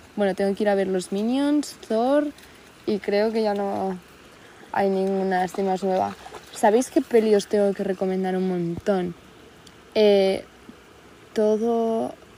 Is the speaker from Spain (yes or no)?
yes; Spain; vengo de la España